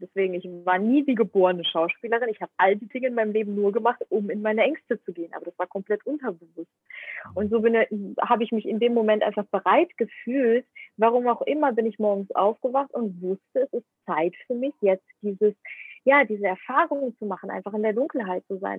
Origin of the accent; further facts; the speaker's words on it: Ukraine; also born or lived in Germany; now in Indonesia; Ich bin aber in der Ukraine geboren und ich spreche auch Bahasa und ich spreche aber auch Englisch